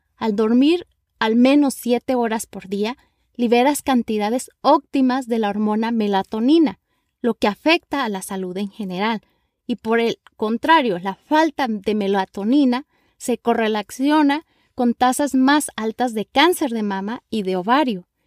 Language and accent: Spanish; Mexico; now in Los Angeles, United States; Soy una mexicana viviendo en la ciudad de Los Ángeles, California